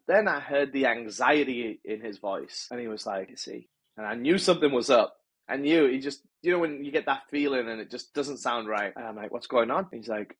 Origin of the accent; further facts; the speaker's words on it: England, United Kingdom; moved away as an adult; also born or lived in North America; now in Los Angeles, United States; I'm from England, born and raised in England.